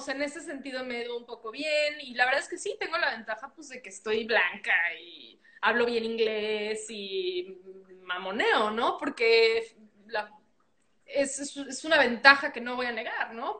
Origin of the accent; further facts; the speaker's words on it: Mexico; moved away as an adult; now in United States; Yo soy mexicana, eh, nacida en México, crecí en México y estoy aquí con una visa de trabajo, pasaporte mexicano